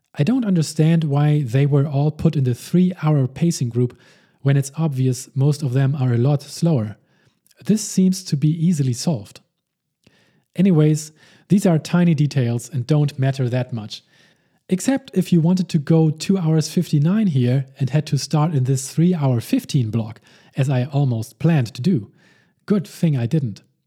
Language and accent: English; Hamburg, Germany; also born or lived in Saarbrücken; my hometown of Hamburg, Germany